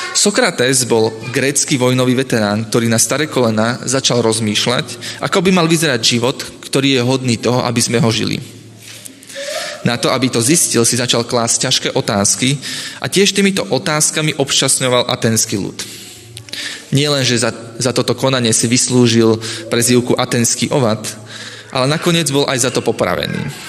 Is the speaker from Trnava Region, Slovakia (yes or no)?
yes; Piešťany, Trnava Region, Slovakia; Keď som sa ako mladý začal stretávať s adventistami, tak sme vytvorili spoločnú skupinku u nás v Piešanoch